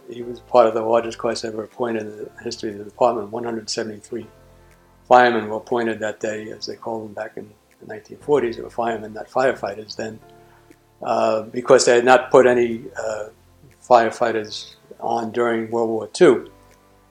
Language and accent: English; Jersey City, New Jersey, United States; I'm from Jersey City